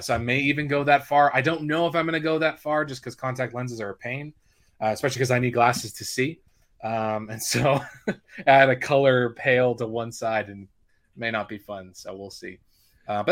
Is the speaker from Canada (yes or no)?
yes; Calgary, Alberta, Canada; moved away as an adult; also born or lived in Winnipeg, Manitoba; now in Ontario, Canada; technically I grew up my first few years just south of Winnipeg, and then I moved to Calgary, and I've lived there kind of ever since.